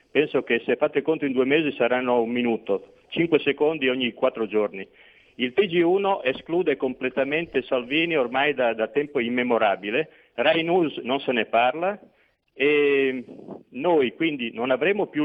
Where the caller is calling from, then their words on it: Veneto, Italy; siamo dal Veneto.